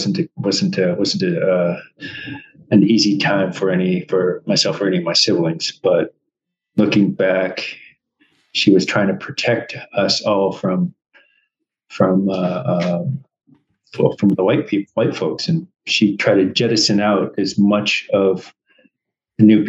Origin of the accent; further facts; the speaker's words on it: Anchorage, Alaska, United States; I'm a city native. I was born and raised here in Anchorage.